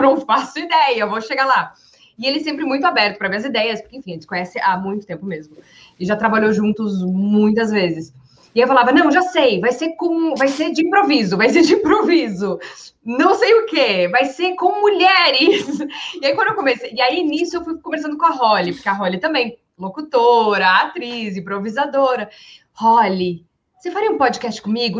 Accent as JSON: {"language": "Portuguese", "region": "Rio Grande do Sul", "country": "Brazil", "said": "eu sou gaúcha"}